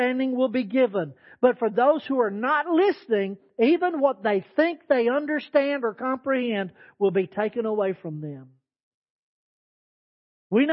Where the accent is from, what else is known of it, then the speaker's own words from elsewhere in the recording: Texas Panhandle, United States; I was raised in the Panhandle of Texas where sandstorms are normal.